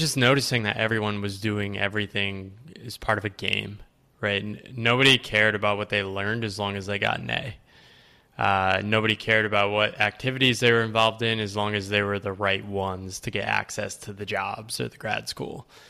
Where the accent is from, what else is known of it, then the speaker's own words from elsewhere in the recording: Connecticut, United States; So I was born in Connecticut. Uh, the woodsy part of Connecticut. So, kinda grew up small town